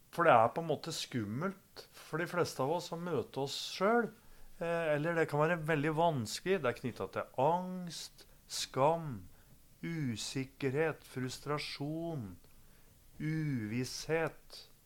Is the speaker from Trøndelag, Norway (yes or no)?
no; Gjøvik, Innlandet, Norway; Jeg har vokst opp på Gjøvik